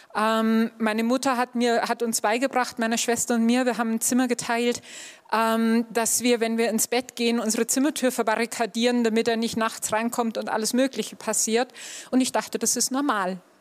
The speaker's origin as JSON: {"language": "German", "region": "Upper Bavaria", "country": "Germany", "tie": "born or raised there", "said": "ich bin in Oberbayern aufgewachsen"}